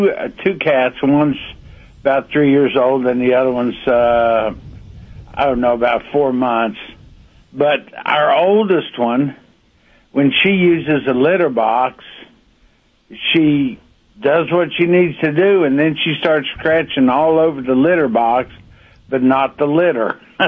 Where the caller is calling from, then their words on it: Huntington, West Virginia, United States; Huntington, West Virginia.